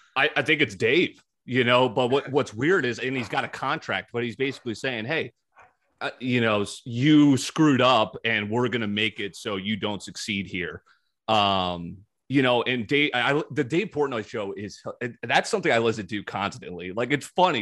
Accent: East Coast, United States; moved away; I grew up in the East Coast. I know how people are there.

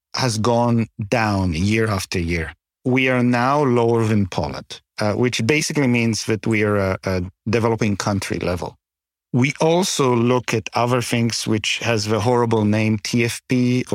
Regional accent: Canada; as a Canadian

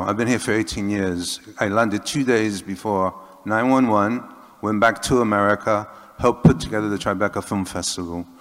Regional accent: Puerto Rico; moved away as an adult; now in England; I'm from Puerto Rico.

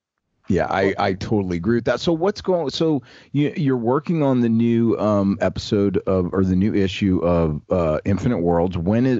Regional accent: New Orleans, Louisiana, United States; now in Newport Beach, United States; I'm from New Orleans, but I'm now out in Southern California so I can surf every day.

